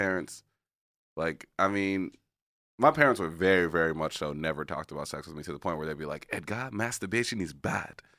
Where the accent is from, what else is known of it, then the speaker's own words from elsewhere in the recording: Haiti; I'm from Haiti.